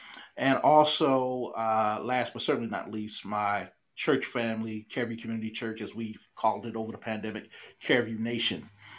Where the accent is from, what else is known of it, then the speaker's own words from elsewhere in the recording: Philadelphia, Pennsylvania, United States; growing up in the Philadelphia public school system.